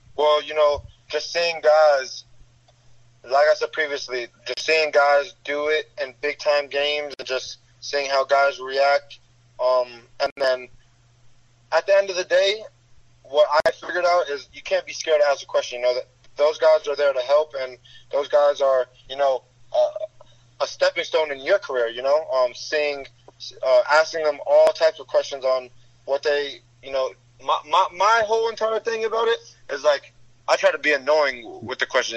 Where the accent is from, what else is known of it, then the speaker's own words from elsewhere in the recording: South Florida, United States; growing up in South Florida is just competition no matter where you're